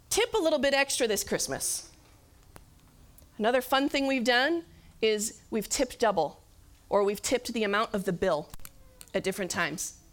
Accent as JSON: {"language": "English", "region": "Michigan", "country": "United States", "said": "And I was like, well, we're from Michigan."}